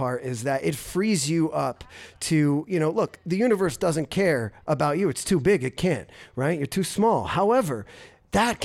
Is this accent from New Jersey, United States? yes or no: yes; New Jersey, United States; now in Ogden, United States; me and this guy right here, we grew up together in North Jersey